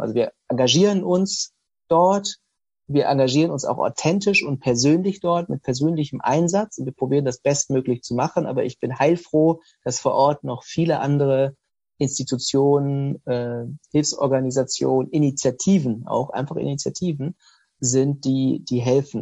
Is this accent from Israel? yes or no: no; Osnabrück, Lower Saxony, Germany; ich bin in Osnabrück aufgewachsen, habe ihr Abitur gemacht